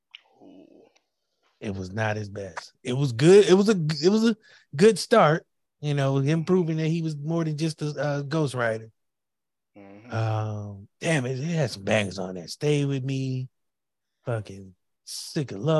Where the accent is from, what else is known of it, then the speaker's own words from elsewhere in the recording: Midwest, United States; a nigga from the Midwest